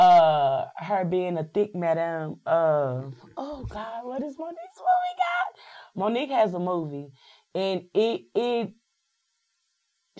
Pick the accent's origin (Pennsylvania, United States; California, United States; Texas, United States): Texas, United States; Dallas; moved away as an adult; also born or lived in New York / Atlanta / Missouri; I'm born and bred in Dallas, Texas, but I've lived in New York, I've lived in Atlanta, and I've lived in Missouri